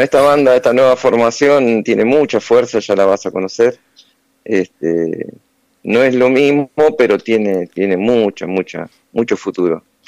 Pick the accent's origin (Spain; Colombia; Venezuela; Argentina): Argentina; Punta Alta, Buenos Aires Province; nací en Punta Alta